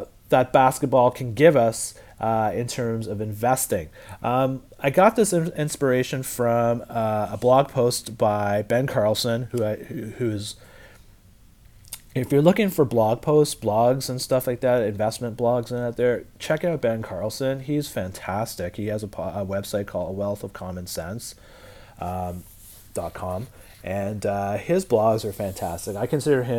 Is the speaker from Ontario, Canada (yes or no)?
yes; Ottawa, Ontario, Canada; now in Toronto, Canada; I'm not from Toronto. I live in Toronto, but I was born in Ottawa, the capital of Canada